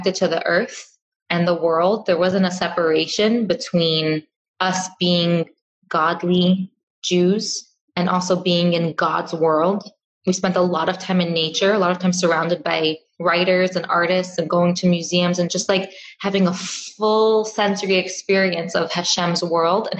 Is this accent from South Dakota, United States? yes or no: no; New York City, New York, United States; I grew up in Crown Heights